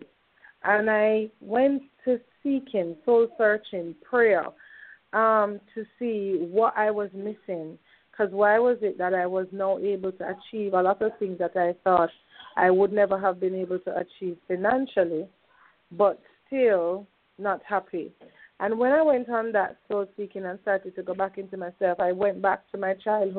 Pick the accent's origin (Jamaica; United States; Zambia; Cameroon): Jamaica; I am born and raised in Jamaica, West Indies, on the beautiful island of Jamaica, West Indies